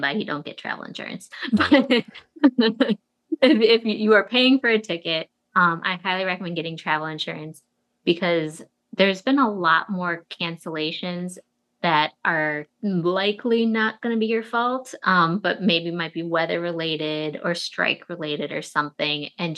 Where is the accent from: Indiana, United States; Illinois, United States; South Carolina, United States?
Illinois, United States; Chicago; also born or lived in New York; now in Chicago, United States; I was born and raised in Chicago